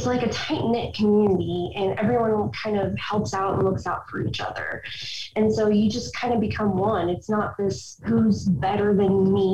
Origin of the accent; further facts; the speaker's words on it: Overland Park, Kansas, United States; moved away as an adult; I grew up here in Oberlin Park, Kansas, in the Kansas area.